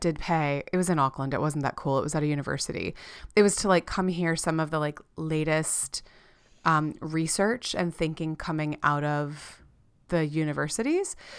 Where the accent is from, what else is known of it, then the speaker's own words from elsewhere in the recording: South Florida, United States; we grew up in South Florida.